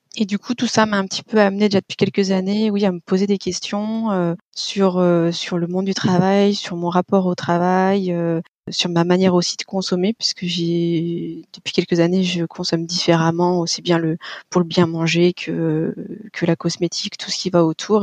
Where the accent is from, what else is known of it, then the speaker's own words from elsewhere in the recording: Lyon, Auvergne-Rhône-Alpes, France; moved away as an adult; now in Paris, France; C'est aussi comme ça que j'ai je suis montée sur Paris parce que sinon je suis de Lyon